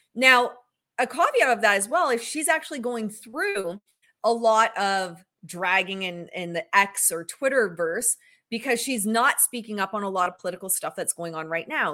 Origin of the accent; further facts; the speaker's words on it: Canada; I'm Canadian